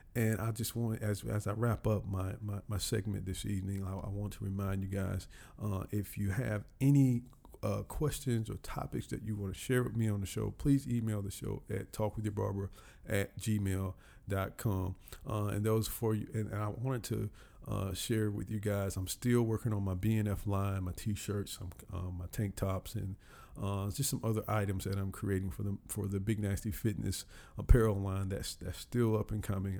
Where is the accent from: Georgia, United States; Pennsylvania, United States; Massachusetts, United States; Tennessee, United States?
Georgia, United States; Columbus; moved away as an adult; now in Atlanta, United States; my hometown, Columbus, Georgia